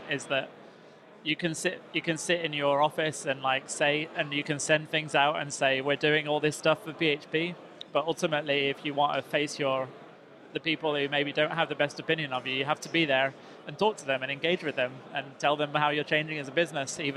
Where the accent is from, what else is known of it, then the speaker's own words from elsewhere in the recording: North West England, United Kingdom; I'm from the northwest.